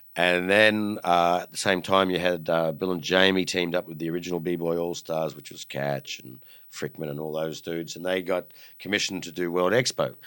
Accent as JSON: {"language": "English", "country": "Australia", "tie": "born or raised there", "said": "as an Aussie kid"}